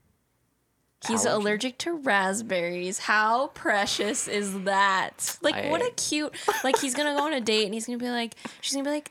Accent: Anaheim, California, United States; Anaheim Hills, predominantly white

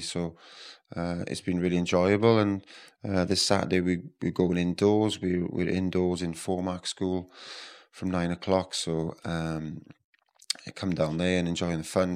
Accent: West Wales, United Kingdom; moved away as an adult; now in Dubai, United Arab Emirates; I grew up in West Wales. I grew up on a dairy farm

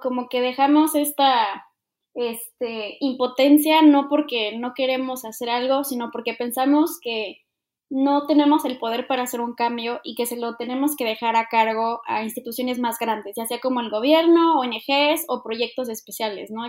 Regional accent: Mexico; como cultura mexicana

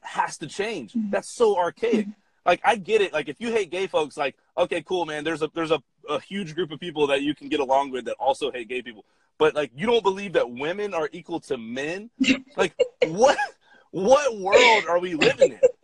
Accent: Atlanta, Georgia, United States; I'm from Atlanta, Georgia, and I grew up about like mm-hmm. 30 minutes outside of the city

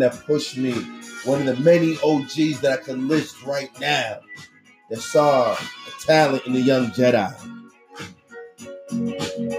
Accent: Boston, Massachusetts, United States; the building, Piano Factory, Tremont Street. November 27th, 1978, I was born

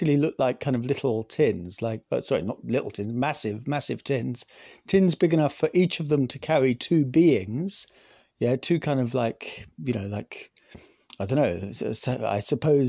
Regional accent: Scotland, United Kingdom; I'm Scottish.

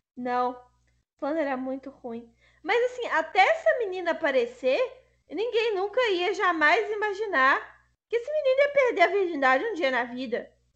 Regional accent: Brazil; No Brasil isso é comum porque a gente é miscigenado

